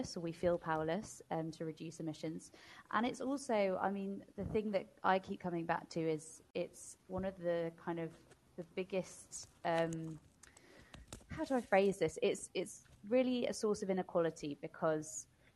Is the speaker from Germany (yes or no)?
no; United Kingdom; also born or lived in London; as a Brit that's just come from London